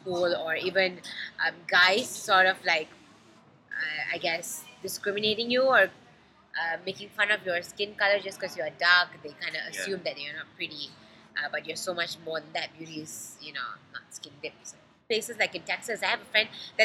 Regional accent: Malaysia

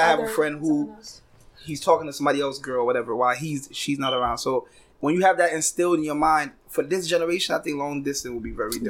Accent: New York City, New York, United States; as a child growing up in the Bronx

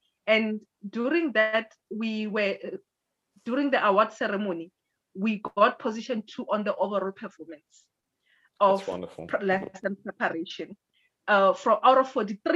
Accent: South Africa; I was from South Africa

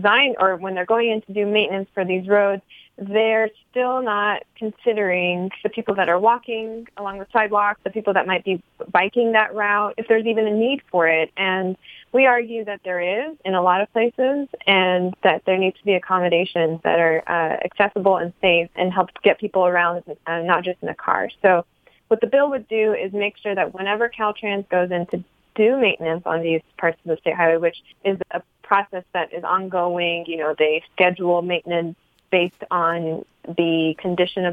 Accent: Los Angeles, California, United States; I'm from West LA. I'm from Santa Monica Boulevard

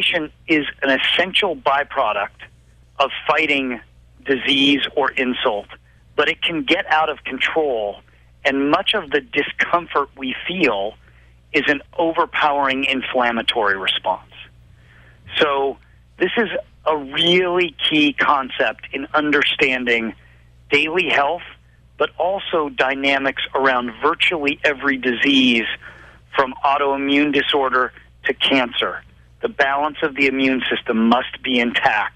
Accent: Boulder, Colorado, United States; growing up in Colorado, in Boulder

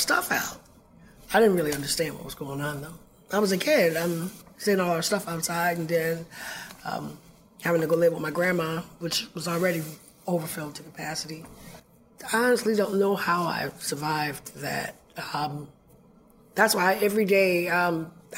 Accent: Chicago, Illinois, United States; I'm originally from Chicago, Illinois

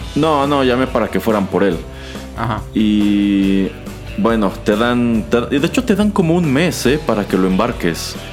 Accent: Mexico; como mexicano

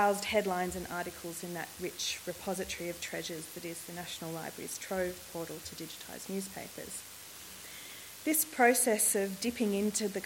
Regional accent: Australia

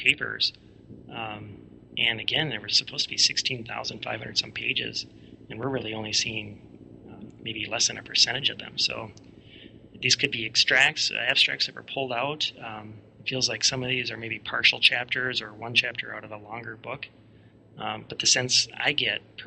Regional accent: United States; I was a researcher from the States

